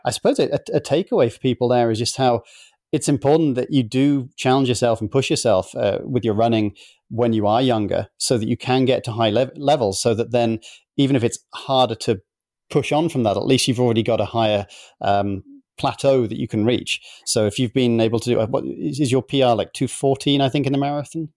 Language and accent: English; United Kingdom; now in United States; being both a Brit and an American now